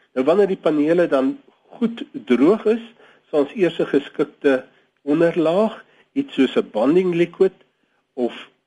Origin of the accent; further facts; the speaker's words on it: South Africa; ons as Suid-Afrikaners